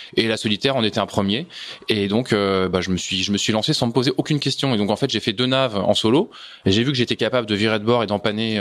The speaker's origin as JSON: {"language": "French", "town": "Segré", "region": "Pays de la Loire", "country": "France", "tie": "born or raised there", "moved": "yes", "lives_now": "Levallois-Perret, France", "said": "j'étais pas parisien, j'ai grandi dans le Maine-et-Loire"}